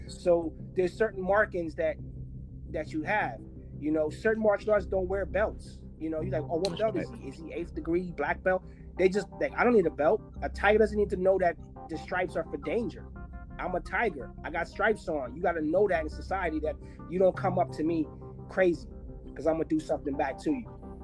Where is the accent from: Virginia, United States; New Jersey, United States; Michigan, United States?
New Jersey, United States; I'm also from New Jersey, not originally, but I, I most of my, like I would say, seventy percent of my life, I grew up in New Jersey